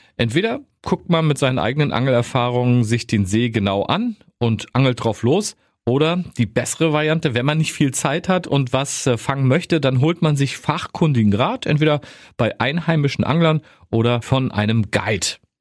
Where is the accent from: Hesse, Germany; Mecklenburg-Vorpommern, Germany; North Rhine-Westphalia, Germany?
Mecklenburg-Vorpommern, Germany; bei uns in Mecklenburg-Vorpommern